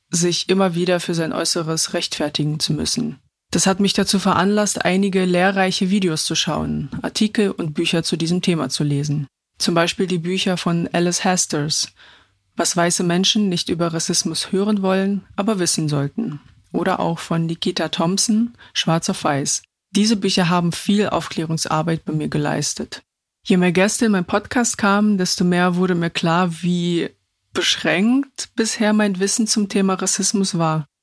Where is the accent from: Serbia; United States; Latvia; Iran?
Latvia; now in Germany; Ich bin 2003 aus Lettland nach Deutschland gekommen und bin mit zwei Kulturen in einem Herzen aufgewachsen.